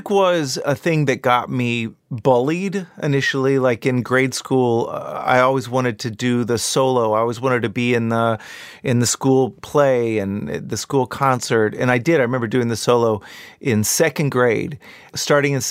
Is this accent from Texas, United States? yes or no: yes; Texas, United States; growing up in Texas of the accent that my dad had. And like, I'm a seventh generation Texan, and by all rights, I should have a drawl.